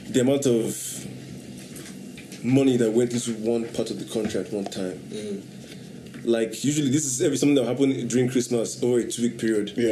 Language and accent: English; Anambra, Nigeria; I mean, of course, from Anambra, yeah, of course. I'm from Anambra, you don't know